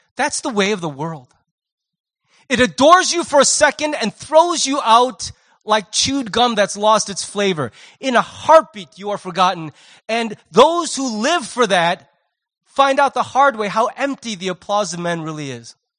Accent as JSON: {"language": "English", "country": "United States", "said": "I'm American"}